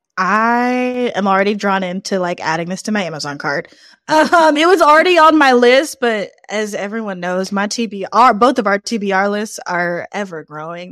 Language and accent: English; New Orleans, Louisiana, United States; I'm from New Orleans